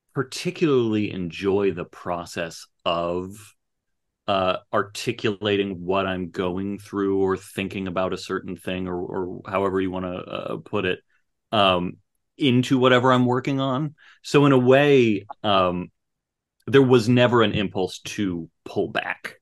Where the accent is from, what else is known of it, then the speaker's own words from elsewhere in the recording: Phoenix, Arizona, United States; when I was growing up in the in the 80s and 90s, like Phoenix was a desert